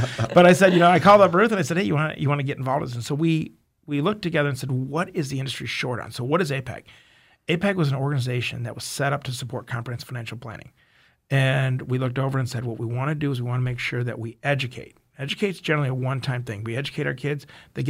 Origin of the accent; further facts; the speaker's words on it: Detroit, Michigan, United States; I'm a boy from Detroit.